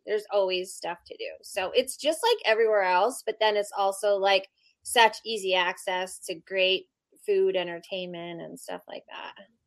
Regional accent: Pennsylvania, United States; now in Las Vegas, United States; I'm also originally from Pennsylvania

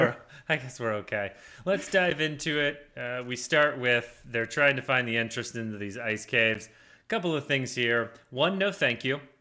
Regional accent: United States; I'm an American

